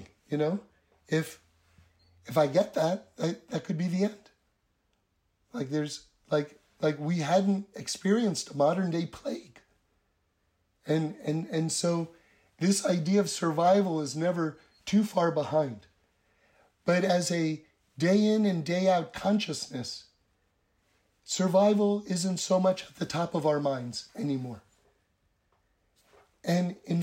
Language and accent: English; New York City, New York, United States; now in Los Angeles, United States; I grew up on the Upper West Side in New York City